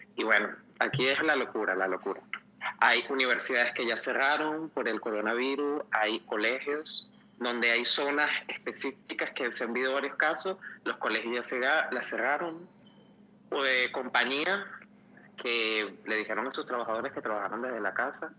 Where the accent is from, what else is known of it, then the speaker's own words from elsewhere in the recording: Venezuela; moved away; yo hacía una cola de mercal por un kilo de pollo